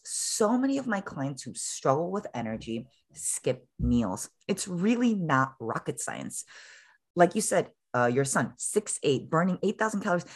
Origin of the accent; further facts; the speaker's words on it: Chicago, Illinois, United States; now in San Francisco, United States; I was originally born and raised in Chicago, and I'm a daughter of Korean immigrant parents